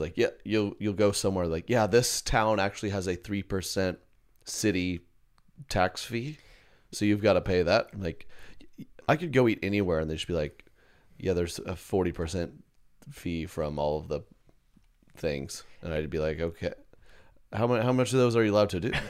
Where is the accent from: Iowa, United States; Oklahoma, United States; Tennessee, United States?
Oklahoma, United States; Growing up in Oklahoma, you know, tornadoes, they won't.